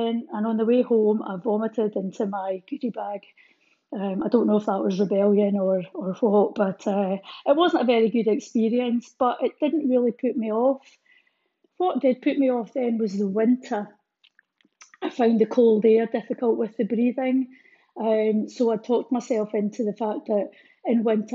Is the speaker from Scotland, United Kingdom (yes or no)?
yes; Fort William, Scotland, United Kingdom; As a child growing up in Fort William